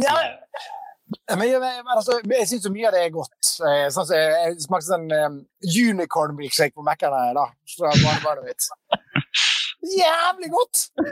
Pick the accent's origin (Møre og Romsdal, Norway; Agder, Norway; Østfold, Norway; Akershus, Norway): Møre og Romsdal, Norway; Sunnmøre; Jeg kommer fra Sunnmøre